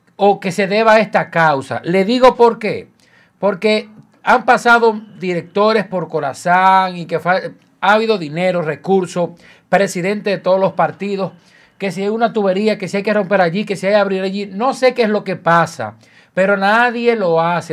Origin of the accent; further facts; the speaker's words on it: Dominican Republic; also born or lived in Santiago de los Caballeros; yo vivo sin luz, pero sin agua no como dominicano, aquí en Santiago de los Caballeros